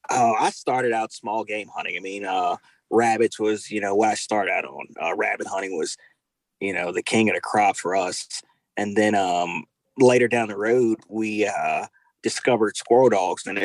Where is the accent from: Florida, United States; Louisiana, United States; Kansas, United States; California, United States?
Louisiana, United States; Baton Rouge; I grew up South Louisiana, Baton Rouge, Louisiana. Um, majority of my life, well, I spent most of my life in Baton Rouge, Louisiana um, grew up here hunting and fishing.